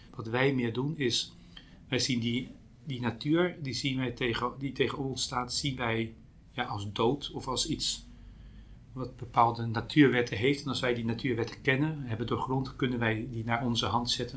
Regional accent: Pijnacker, South Holland, Netherlands; Ik kom zelf uit Pijnakker, bij Delft

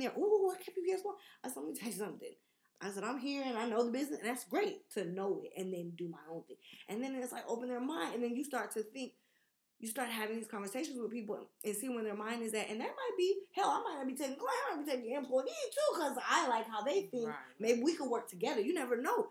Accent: New York, United States; I'm from New York

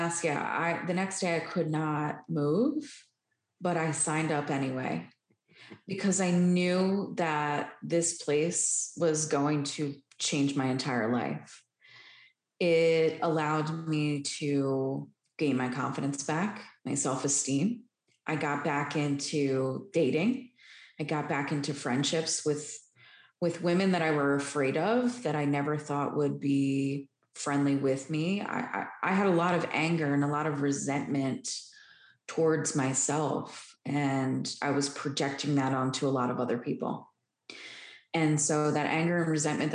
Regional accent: Philadelphia, Pennsylvania, United States; moved away as an adult; I'm originally from Philadelphia, which is located in Pennsylvania.

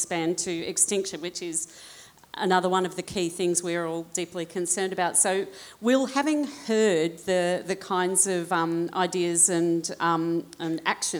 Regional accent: Queensland, Australia; I'm from Queensland

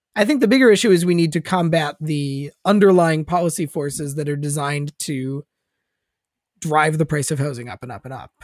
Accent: Minnesota, United States; moved away; I'm a Minnesotan originally

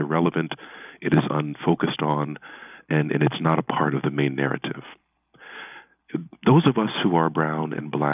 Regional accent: Baltimore, Maryland, United States; now in Philadelphia, United States; I was born in Baltimore

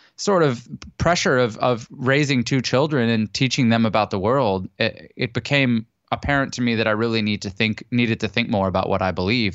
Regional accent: Canada; now in San Diego, United States; I'm Canadian originally and I live in San Diego now.

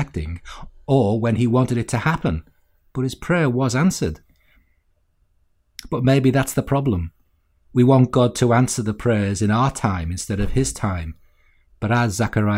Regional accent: Walton, United Kingdom; As a young lad growing up in Walton

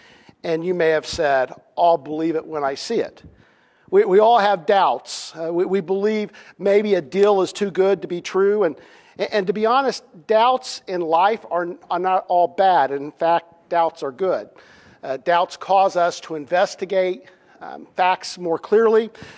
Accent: Indiana, United States; also born or lived in Kansas; I would say, well, I'm from Indiana, even though it's been many years since I lived in Indiana. I'm a Hoosier

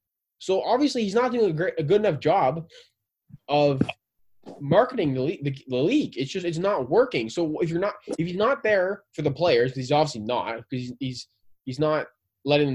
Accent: Southern Ontario, Canada; we're from Southern Ontario

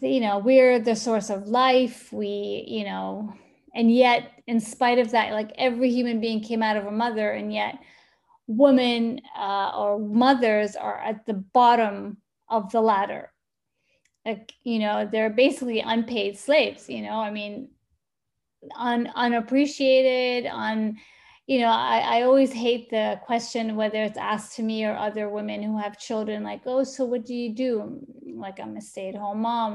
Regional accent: Sana'a, Amanat Al Asimah, Yemen; also born or lived in United States; now in Dubai, United Arab Emirates; I'm from Sana'a

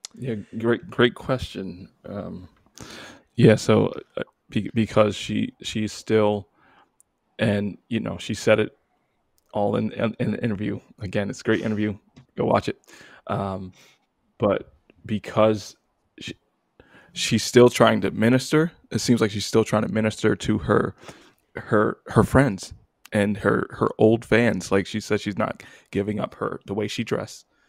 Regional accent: New York, United States; moved away as an adult; now in Virginia, United States; I'm from New York

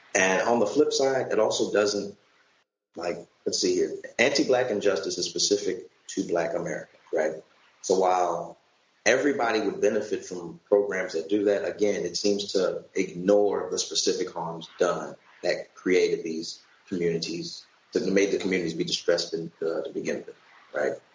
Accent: St. Louis, Missouri, United States; I'm from St. Louis

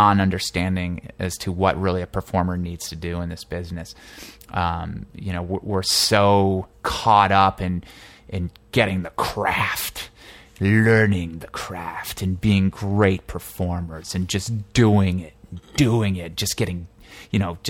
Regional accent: New Jersey, United States; moved away as an adult; also born or lived in Boston; now in Los Angeles, United States; I'm actually an East Coast guy. I was raised in New Jersey

